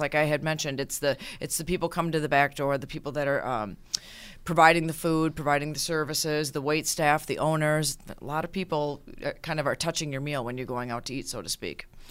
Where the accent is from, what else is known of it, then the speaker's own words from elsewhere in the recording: Minneapolis, Minnesota, United States; now in Western New York, United States; I am actually originally from Minneapolis